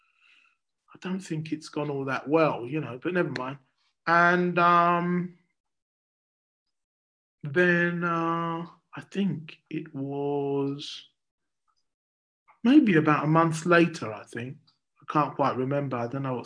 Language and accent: English; London, United Kingdom; I grew up in Deptford in South East London